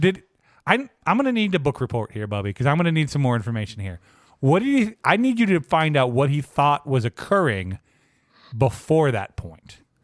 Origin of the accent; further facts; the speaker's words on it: Lynchburg, Virginia, United States; My hometown is Lynchburg, Virginia.